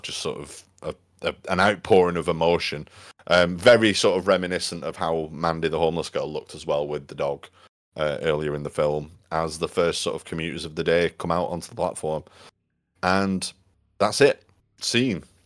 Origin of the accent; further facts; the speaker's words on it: United Kingdom; As a, as a Brit